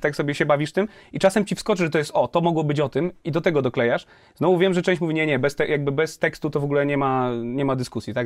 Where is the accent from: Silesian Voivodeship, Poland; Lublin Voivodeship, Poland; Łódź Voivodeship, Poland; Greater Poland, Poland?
Łódź Voivodeship, Poland; Kutno; ja pochodzę z Kutna.